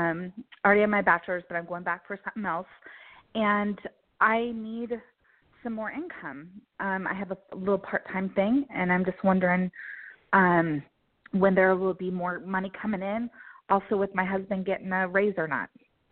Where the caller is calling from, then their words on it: Colorado, United States; I'm from Colorado.